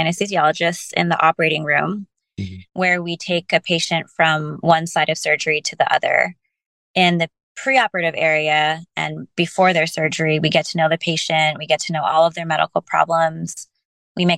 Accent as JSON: {"language": "English", "area": "Bay Area", "region": "California", "country": "United States", "tie": "born or raised there", "said": "growing up in the Bay Area and continuing to do a lot of my education in the Bay Area"}